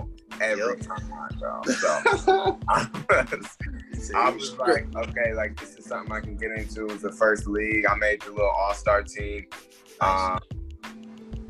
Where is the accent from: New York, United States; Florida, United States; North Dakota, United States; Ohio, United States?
Ohio, United States; Columbus; also born or lived in Cleveland, Ohio; we moved from Cleveland to Columbus. I was like 7 years old